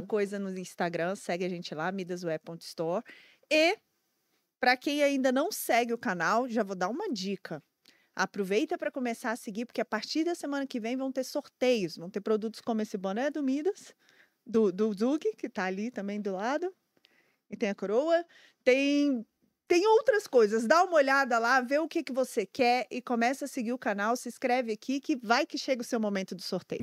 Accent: Brasília, Federal District, Brazil; eu também sou de Brasília

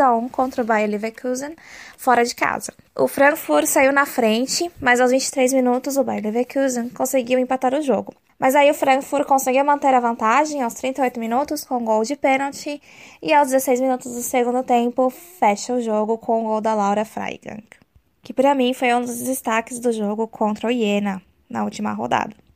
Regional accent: Brazil; eu sou brasileira

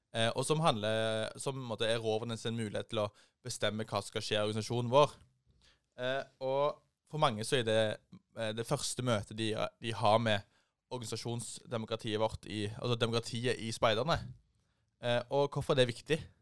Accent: Rogaland, Norway; hjemme i Rogaland

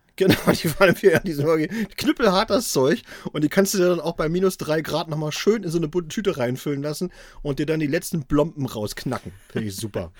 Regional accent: Thuringia, Germany; moved away; in meine alte Heimat nach Thüringen

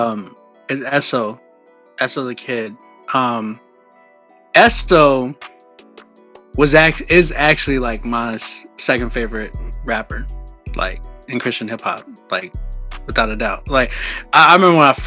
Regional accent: San Antonio, Texas, United States; moved away as an adult; also born or lived in Oklahoma; now in Canada; I'm from San Antonio

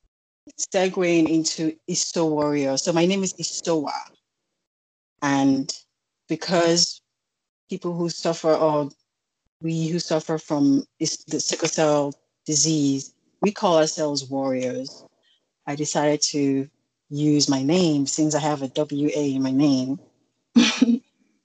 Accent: Edo, Nigeria; now in Virginia, United States; I'm also from Edo State, I'm Nigerian.

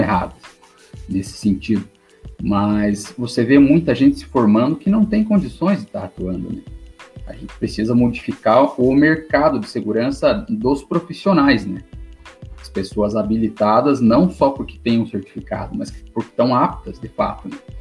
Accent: Paraná, Brazil; sou do Paraná, vigilante há nove anos aqui no, no interior do Paraná

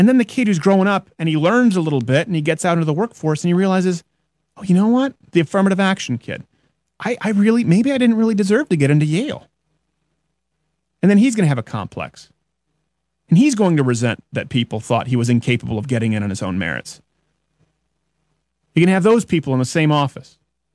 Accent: Quebec, Canada; first language English; moved away; as an English-speaking Canadian living in French Canada, they thought I was retarded until the fourth grade because I had to go to French public schools

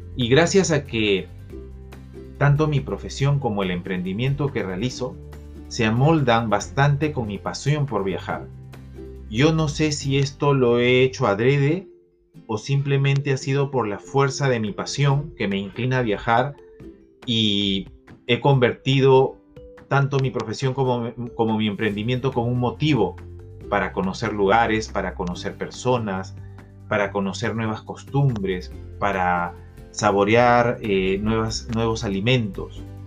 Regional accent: Lima, Peru; desde Lima, mi ciudad natal

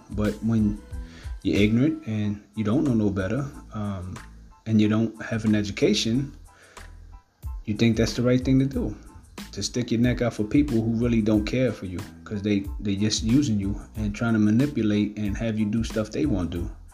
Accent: New York City, New York, United States; growing up in Brooklyn, uh, Ocean Hill, Brownsville, in East New York.

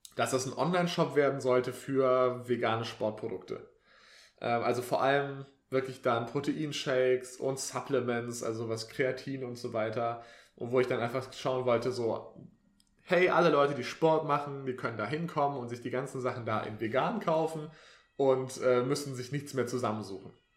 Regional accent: Swabia, Baden-Württemberg, Germany; moved away; ich bin ja eigentlich äh, aus dem Schwabenland

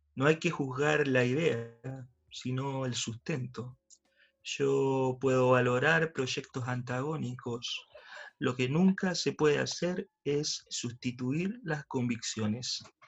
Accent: Chile; me da vergüenza ser chileno

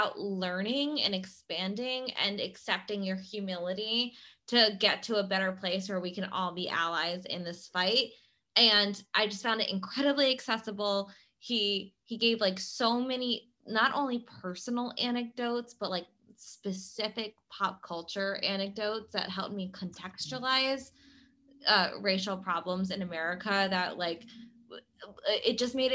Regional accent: Philadelphia, Pennsylvania, United States; we are from Philadelphia

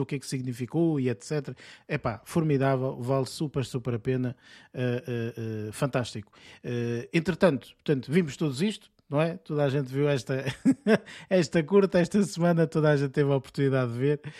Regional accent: Portugal; nós temos às vezes portugueses

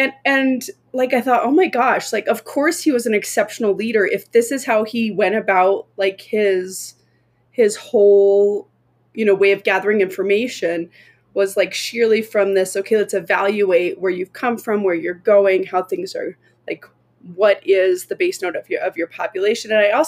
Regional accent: United States; as an American

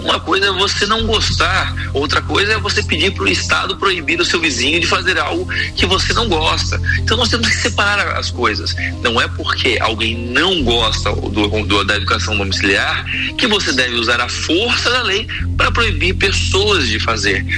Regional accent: Brazil; nós, como brasileiros

